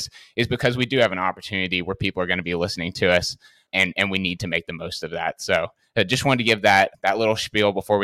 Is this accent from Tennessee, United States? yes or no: yes; Nashville, Tennessee, United States; I'm originally from Nashville, Tennessee in the US